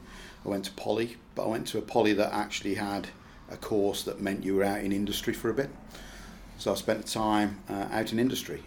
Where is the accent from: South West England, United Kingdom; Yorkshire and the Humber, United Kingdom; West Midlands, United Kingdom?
West Midlands, United Kingdom; Birmingham; In Stechford in Birmingham. And my education was in Birmingham.